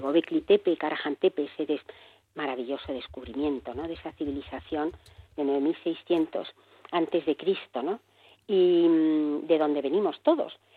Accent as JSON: {"language": "Spanish", "town": "Barcelona", "region": "Catalonia", "country": "Spain", "tie": "born or raised there", "moved": "as an adult", "lives_now": "Madrid, Spain", "said": "Nací en Barcelona, me vine por amor a Madrid"}